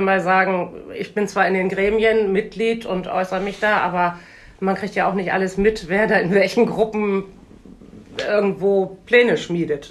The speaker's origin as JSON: {"language": "German", "region": "Bremen", "country": "Germany", "tie": "born or raised there", "also_born_or_lived": "Munich", "moved": "as an adult", "said": "ich bin in Bremen geboren und zur Schule gegangen, habe mal zehn Jahre in Süddeutschland eine Auszeit genommen"}